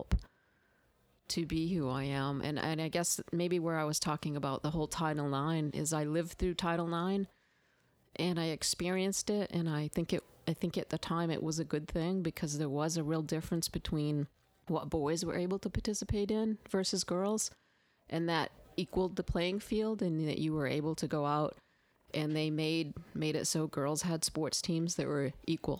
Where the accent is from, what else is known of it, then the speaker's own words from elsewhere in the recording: Maine, United States; moved away as an adult; now in the South, United States; I did not grow up in the South. I grew up in Maine.